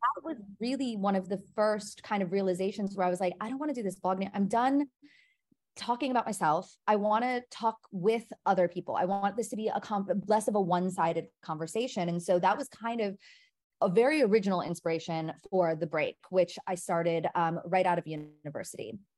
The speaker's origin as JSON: {"language": "English", "town": "Milwaukee", "region": "Wisconsin", "country": "United States", "moved": "as an adult", "lives_now": "New York, United States", "said": "I am originally from Milwaukee, Wisconsin"}